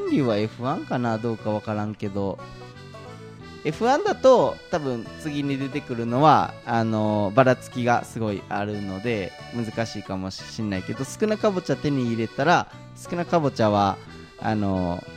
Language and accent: Japanese; Kashihara, Nara, Japan; moved away; also born or lived in Fujinomiya; 僕が生まれ育った奈良県の